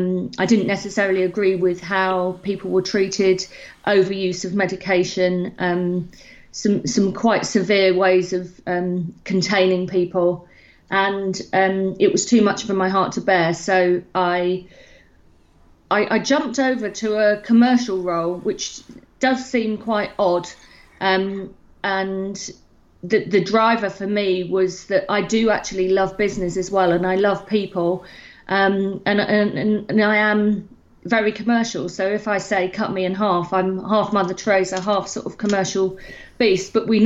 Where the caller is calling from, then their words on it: Ascot, South East England, United Kingdom; I'm calling in from Ascot in Berkshire in the UK.